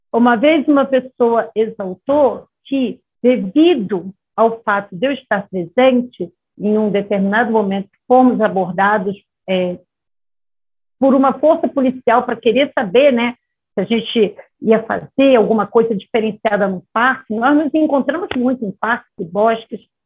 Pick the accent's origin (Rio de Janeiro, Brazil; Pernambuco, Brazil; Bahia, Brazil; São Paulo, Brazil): Rio de Janeiro, Brazil; moved away; na minha cidade natal, que é uma cidade mais liberada, é Rio de Janeiro